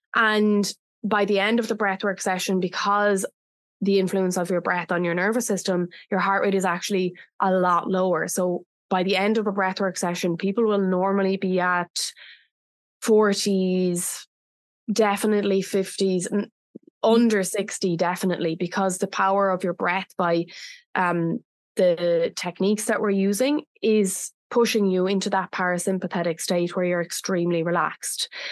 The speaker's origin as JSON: {"language": "English", "country": "Ireland", "moved": "yes", "lives_now": "Bali, Indonesia", "said": "Bali is my home, but I'm originally from Ireland"}